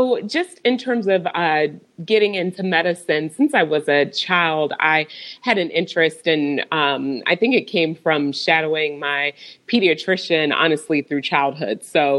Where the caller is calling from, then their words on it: Overland Park, Kansas, United States; So I am coming from Overland Park, Kansas. It's a suburb right outside of Kansas City.